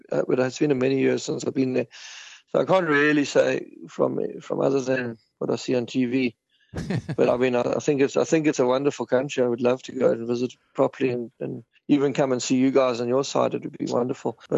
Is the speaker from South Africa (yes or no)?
yes; South Africa; now in Ireland; We moved away from South Africa because of the crime in South Africa, and um, we wanted to give our children a safer life